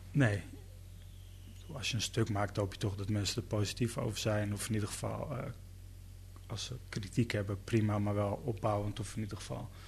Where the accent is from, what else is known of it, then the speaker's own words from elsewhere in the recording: Netherlands; Ehm, dus bedoel, ik ben hier ook echt geboren. Ik ben ook een Nederlander.